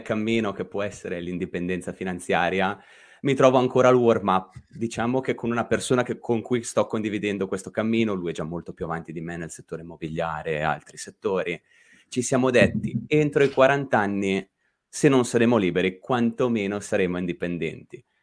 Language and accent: Italian; Lake Como, Lombardy, Italy; sono orgogliosamente un podcaster che viene da quel ramo del lago di Como che avvolge a mezzogiorno